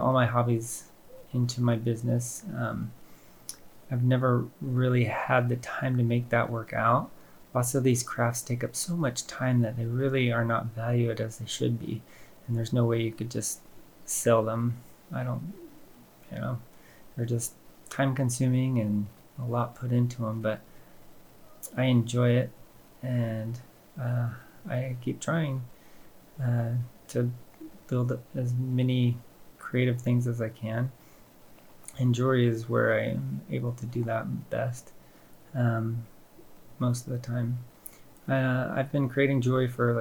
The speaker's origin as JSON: {"language": "English", "town": "Paradise", "region": "California", "country": "United States", "tie": "born or raised there", "said": "I grew up in Paradise, California"}